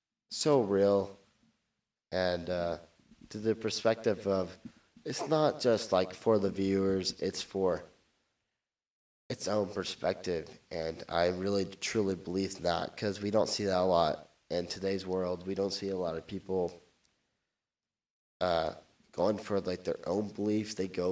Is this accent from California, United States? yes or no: yes; California, United States; I'm from Orange County, so there's a lot of podcasts out there